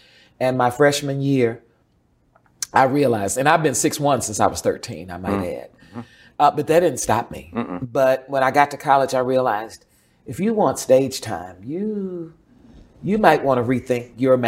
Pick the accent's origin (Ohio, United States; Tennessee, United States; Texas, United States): Texas, United States; Dallas; also born or lived in Tyler; In Oak Cliff, Redbird area. My mother moved us to Dallas. I was born in Tyler, Texas. And we moved to Dallas.